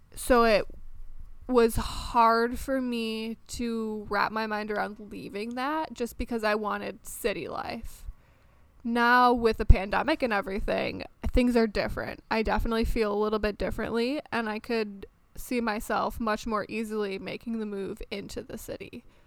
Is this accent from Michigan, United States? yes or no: yes; Michigan, United States; moved away as an adult; also born or lived in France; now in Maryland, United States; I was born and raised in Michigan, lived there for the first 25 years of my life.